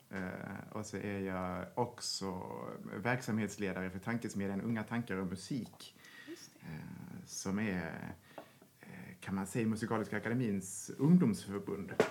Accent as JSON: {"language": "Swedish", "town": "Karlshamn", "region": "Blekinge", "country": "Sweden", "tie": "born or raised there", "lives_now": "Stockholm, Sweden", "said": "jag började som så många i den kommunala musikskolan mm. hemma i Karlshamn."}